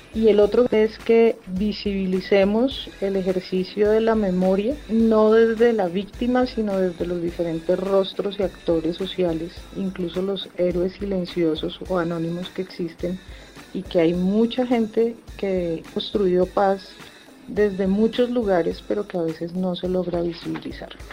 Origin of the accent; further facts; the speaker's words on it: Colombia; como colombianos